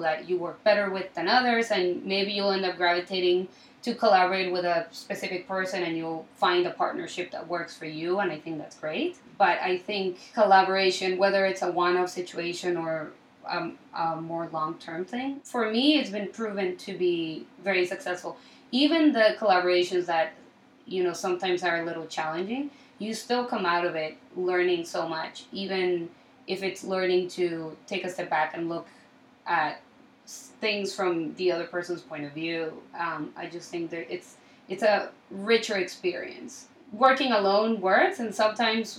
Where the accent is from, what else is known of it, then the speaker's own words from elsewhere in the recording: Colombia; also born or lived in Miami / Chicago; now in New York, United States; So I'm originally from Colombia. I was born and raised in Colombia, and I moved to Miami for around 9 years